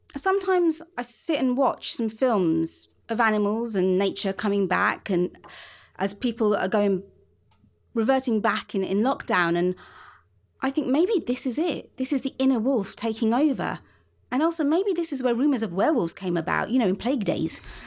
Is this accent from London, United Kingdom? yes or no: yes; London, United Kingdom; I spend a lot of my teens wandering round my part of London